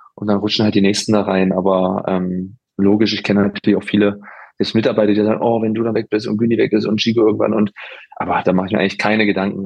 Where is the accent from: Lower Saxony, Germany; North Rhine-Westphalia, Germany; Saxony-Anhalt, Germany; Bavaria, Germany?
Saxony-Anhalt, Germany; Halberstadt; moved away; also born or lived in Freiburg; in meiner Heimat